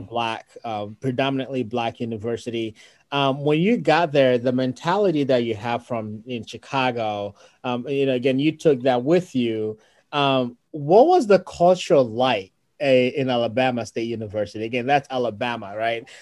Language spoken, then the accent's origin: English; Ghana; moved away; being original from Ghana and you know growing up in Ghana